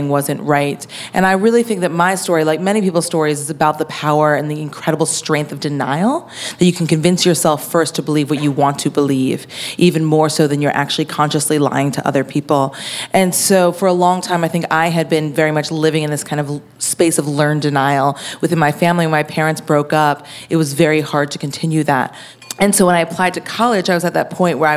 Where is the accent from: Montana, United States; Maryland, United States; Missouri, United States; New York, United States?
New York, United States; Woodstock; I grew up in Woodstock, New York